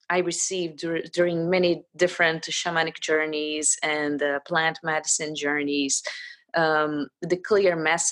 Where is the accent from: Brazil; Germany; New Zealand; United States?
Brazil; I am Brazilian, but my father's from Poland, so I'm also from Polish ancestry.